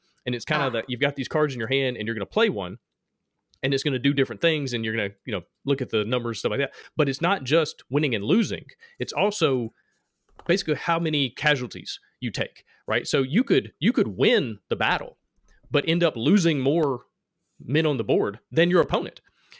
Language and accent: English; Alabama, United States; accent: Alabama; My Alabama accent